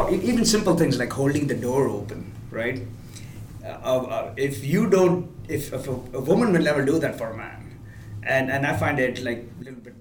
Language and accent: English; India; moved away as an adult; also born or lived in Alabama, United States; now in United States; I'm originally from India. I went to school here in University of Alabama.